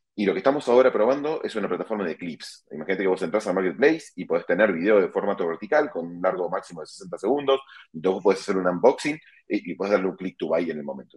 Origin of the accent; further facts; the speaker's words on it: Argentina; moved away as an adult; now in Mexico; soy argentino de nacimiento, vivo en México hace más de 12 años